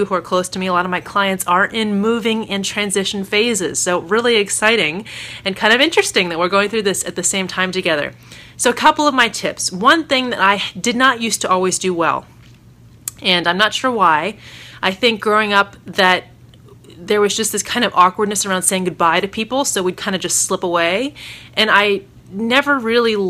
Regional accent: Maryland, United States; also born or lived in New Orleans; now in Northern Virginia, United States; back to my hometown area-ish of Virginia. I'm from Maryland originally, so this is my hood, Northern Virginia, where my husband and I met and dated and where I used to work and go to school.

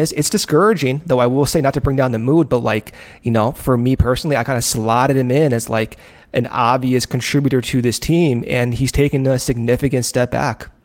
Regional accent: Arizona, United States; born or raised there; also born or lived in Chicago

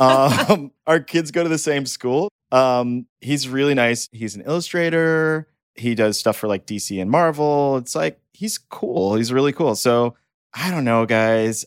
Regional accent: Texas, United States; moved away; I'm from Texas

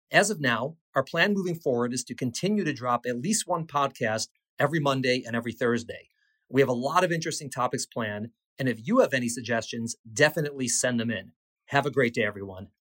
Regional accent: South Bend, Indiana, United States; also born or lived in Berkeley, California / Evanston, Illinois; we turned up in South Bend, Indiana for most of my childhood.

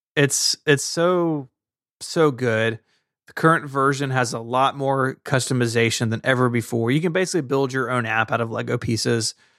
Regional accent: Tennessee, United States; I'm from Tennessee and I talk the way that I talk

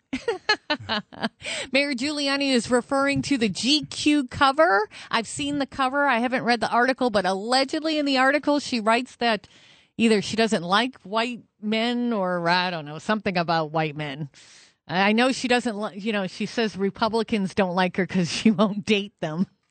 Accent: New Hampshire, United States; I'm from New Hampshire.

